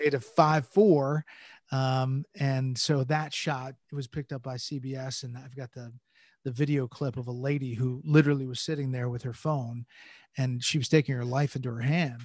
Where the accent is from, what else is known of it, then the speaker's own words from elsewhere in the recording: Atlanta, Georgia, United States; moved away; also born or lived in New Jersey; I moved from New Jersey to Atlanta